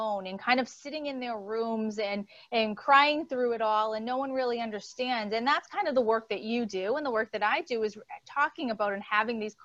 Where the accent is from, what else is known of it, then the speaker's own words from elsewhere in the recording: Boston, Massachusetts, United States; accent: Boston; now in Connecticut, United States; And I am originally from Boston. So you're going to hear an accent squeak in probably every few words.